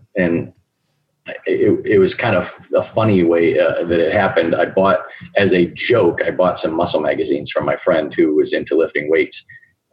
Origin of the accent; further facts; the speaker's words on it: Okemos, Michigan, United States; also born or lived in Wixom, Michigan; I'm actually from Michigan, but from another city in Michigan, Okemos, Michigan, which is right by Michigan State University